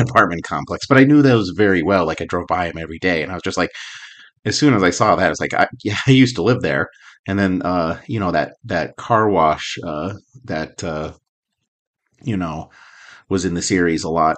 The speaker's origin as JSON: {"language": "English", "town": "Albuquerque", "region": "New Mexico", "country": "United States", "tie": "born or raised there", "said": "I grew up in Albuquerque"}